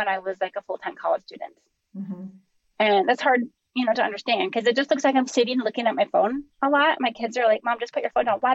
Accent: Minnesota, United States; I'm from Minnesota

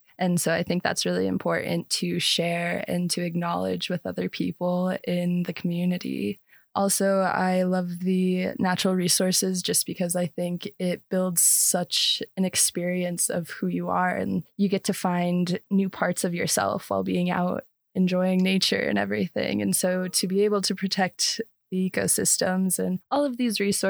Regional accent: Page, Arizona, United States; moved away as an adult; I did grow up on the Arizona side, actually, of Lake Powell in Page

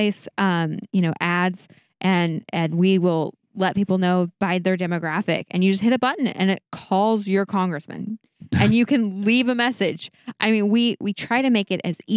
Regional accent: Tennessee, United States; Tennessee, my home state

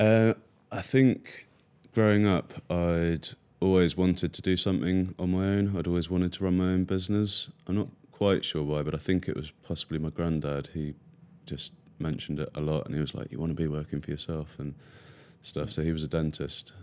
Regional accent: near Cambridge, East of England, United Kingdom; I grew up near Cambridge

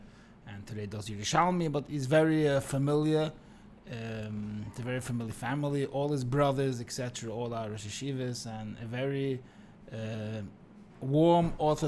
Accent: Monsey, New York, United States; born there; I was born in Monsi to a very known family

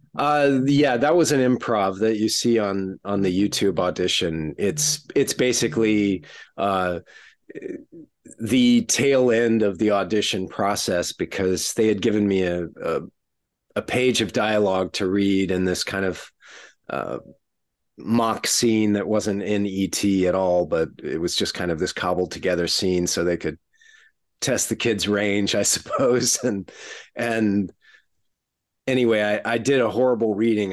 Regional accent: not far from San Antonio, south central Texas, United States; I grew up in Texas, uh, sort of south central Texas, uh, not far from San Antonio

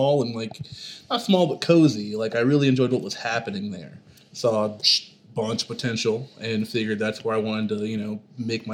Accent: Oklahoma, United States; also born or lived in Massachusetts; I'm from Oklahoma

